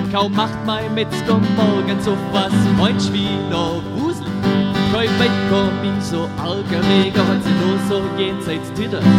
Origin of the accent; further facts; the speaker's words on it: Swabia, Germany; Also ich selber bin ja auch Schwabe